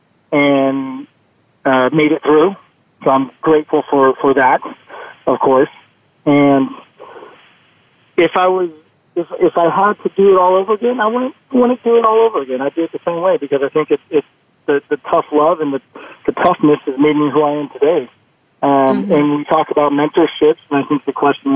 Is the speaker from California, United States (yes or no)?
yes; Northern California, United States; I grew up in Northern California.